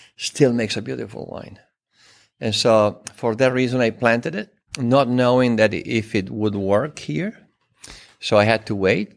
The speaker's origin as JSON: {"language": "English", "town": "Turin", "region": "Piedmont", "country": "Italy", "tie": "born or raised there", "second_language": "English", "moved": "yes", "said": "I was born in Torino, in the northwest of Italy, just an hour west of the French border. in a family of winemakers"}